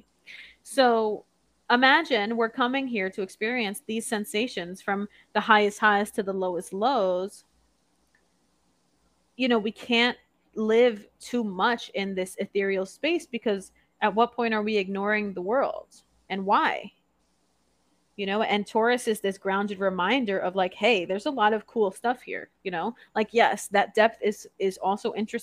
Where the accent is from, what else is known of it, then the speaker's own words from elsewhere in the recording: New York, United States; moved away; when I grew up in New York, there was no Church's Chicken available